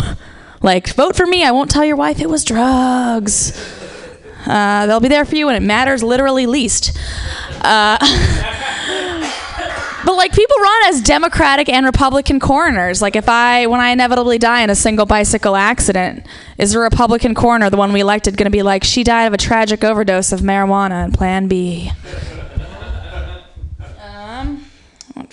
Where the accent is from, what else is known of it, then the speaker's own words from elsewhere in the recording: Ohio, United States; I'm actually from Ohio